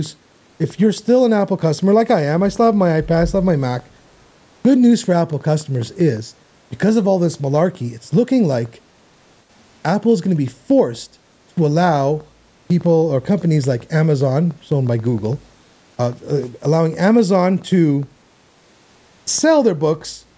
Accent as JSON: {"language": "English", "country": "Canada", "said": "as a Canadian"}